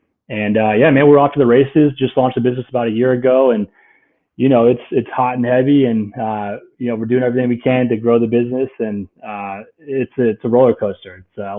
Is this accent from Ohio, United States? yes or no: no; Houston, Texas, United States; moved away as an adult; now in Austin, United States; I'm dialing in from Austin, Texas, man, my home state. I grew up in Houston, and so I just moved here about 2 months ago.